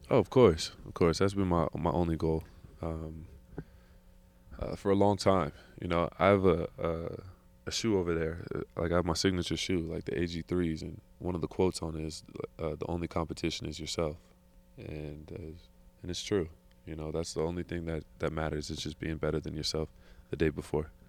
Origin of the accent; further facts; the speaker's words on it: California, United States; I'm from California